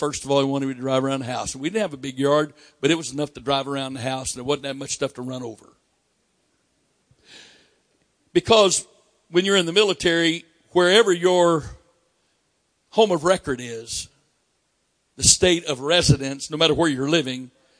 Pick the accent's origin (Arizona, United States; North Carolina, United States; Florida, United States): Florida, United States; But I'm from Florida, and you get a at that time, you got a learner's permit at 14.